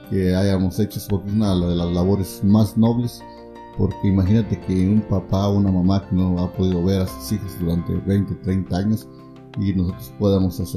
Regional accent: Puebla, Mexico; moved away as an adult; now in United States; Yo soy poblano, yo sé la historia.

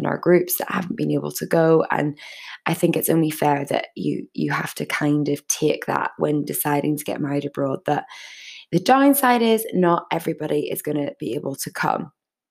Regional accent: Northern Ireland, United Kingdom; I'm from Northern Ireland.

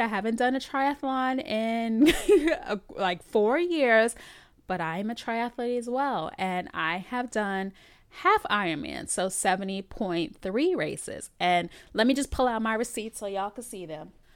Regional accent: New York City, New York, United States; I'm born and bred in the Bronx, New York

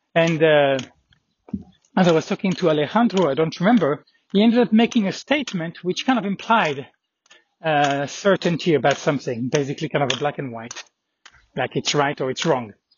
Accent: France; being from France

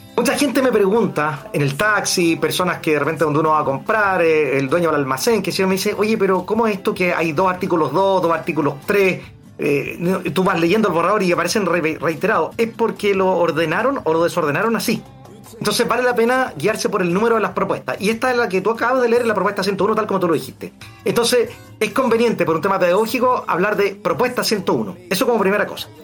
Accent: Santiago, Santiago Metropolitan Region, Chile; Yo soy de acá de Santiago

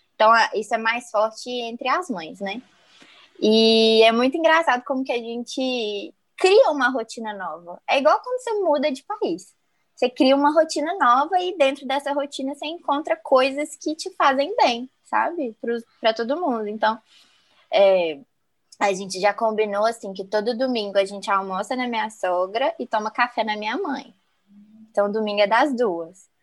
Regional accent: Belo Horizonte, Minas Gerais, Brazil; nasci em Belo Horizonte

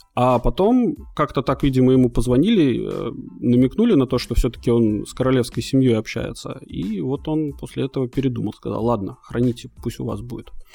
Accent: Latvia; now in Malta; я родился в Латвии, вот, а потом переехал на Мальту

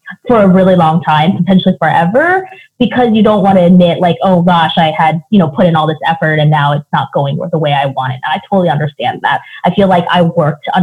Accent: Seattle, Washington, United States; moved away; I grew up in Seattle

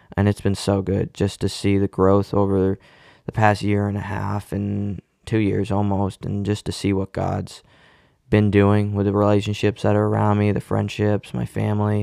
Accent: Cape Cod, Massachusetts, United States; I was born on Cape Cod, um, born and raised here

